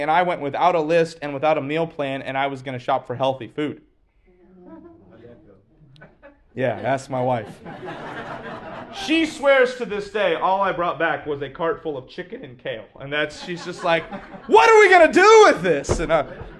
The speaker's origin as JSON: {"language": "English", "country": "United States", "tie": "born or raised there", "said": "I'm an American"}